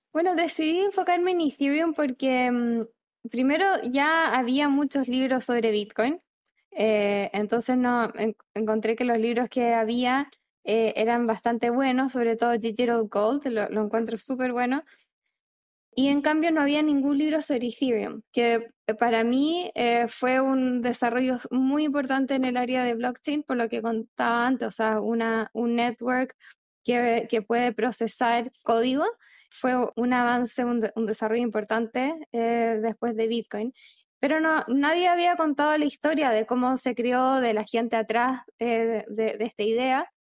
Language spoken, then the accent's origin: Spanish; Chile; moved away; also born or lived in Argentina; yo soy chilena, pero viví en Argentina casi cinco años